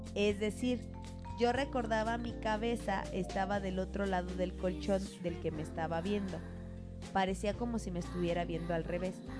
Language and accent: Spanish; Mexico; la casa en la que crecí en México